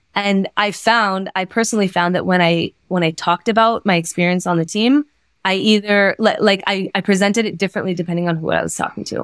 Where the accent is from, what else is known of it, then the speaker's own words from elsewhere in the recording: San Diego, California, United States; moved away as an adult; now in Israel; So I grew up in California, in San Diego, California.